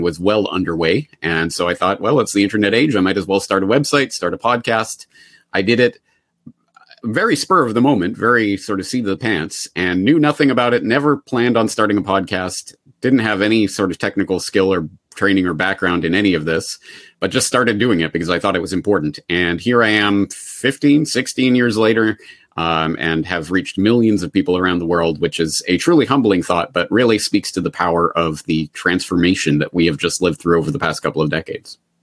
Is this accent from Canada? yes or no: yes; Calgary, Alberta, Canada; moved away as an adult; also born or lived in Ireland; now in Japan; I am a Calgarian born and raised